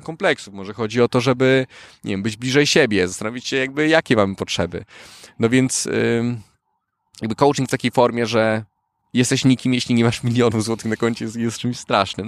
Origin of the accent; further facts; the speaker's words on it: Warsaw, Masovian Voivodeship, Poland; also born or lived in Turkey; prawie całe życie mieszkam w Warszawie. Urodziłem się w Turcji